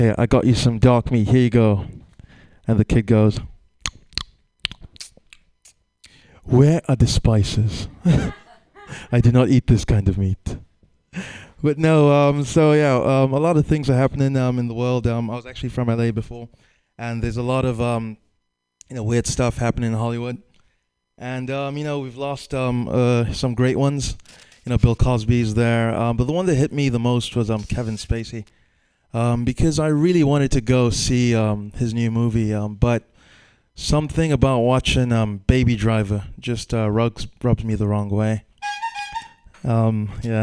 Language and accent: English; Nigeria; moved away as an adult; now in San Francisco, United States; I'm actually Nigerian, and I was in Nigeria in December